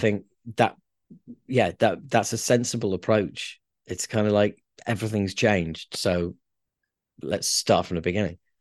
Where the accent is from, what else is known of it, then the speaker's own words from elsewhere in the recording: Yorkshire and the Humber, United Kingdom; we're from Yorkshire.